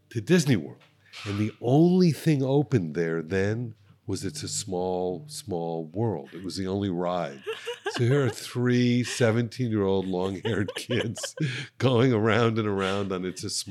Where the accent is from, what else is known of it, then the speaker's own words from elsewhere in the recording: Miami Beach, Florida, United States; I grew up in Miami Beach in the 70s, mid 70s, early 70s.